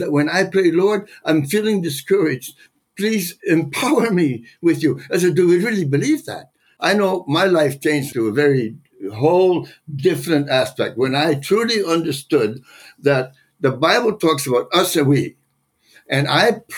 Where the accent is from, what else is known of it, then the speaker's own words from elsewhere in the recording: Netherlands; moved away; I was born in the Netherlands